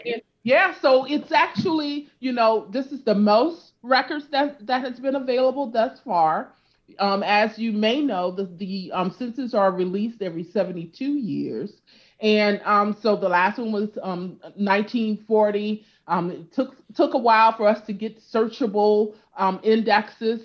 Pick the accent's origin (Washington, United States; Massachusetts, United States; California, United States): California, United States; also born or lived in Louisiana; I grew up in, in California